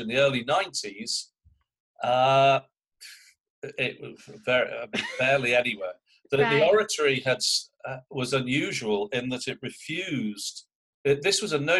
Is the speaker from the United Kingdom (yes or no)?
yes; United Kingdom; now in United States; I'm British